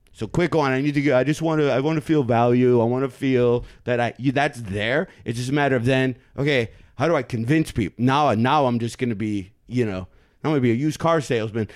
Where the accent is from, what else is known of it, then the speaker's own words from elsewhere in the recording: Michigan, United States; I'm from Michigan